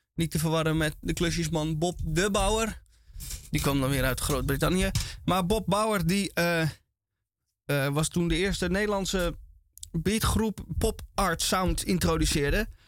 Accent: Amsterdam, North Holland, Netherlands; ik uit Amsterdam kom

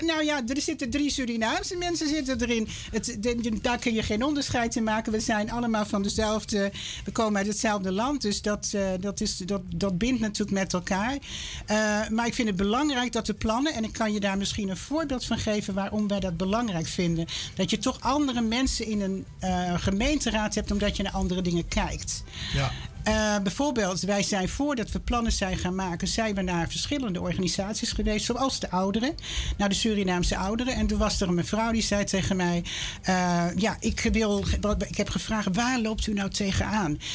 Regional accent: Amsterdam, North Holland, Netherlands; now in Lelystad, Netherlands; ik ben opgegroeid in Amsterdam. Hartje Amsterdam inderdaad.

